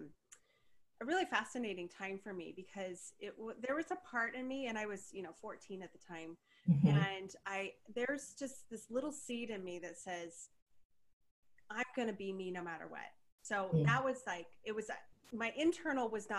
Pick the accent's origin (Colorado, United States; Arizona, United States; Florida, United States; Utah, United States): Colorado, United States; Denver; moved away as an adult; also born or lived in Portland; I moved away from Denver when I was just barely 19